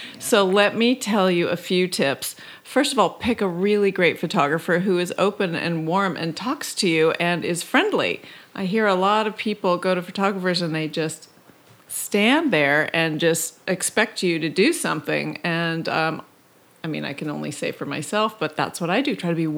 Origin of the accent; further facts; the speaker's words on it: Canada; now in Los Angeles, United States; I came down from Canada and showed up without knowing anyone, and I made friends.